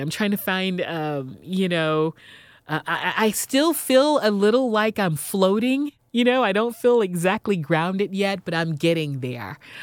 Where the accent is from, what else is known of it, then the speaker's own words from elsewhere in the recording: Houston, Texas, United States; moved away as an adult; also born or lived in San Diego / New York City; I was born and raised in Houston